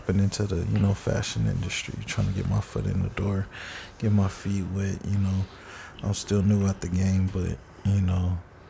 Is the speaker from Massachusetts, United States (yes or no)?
no; Compton, California, United States; born and raised in Compton.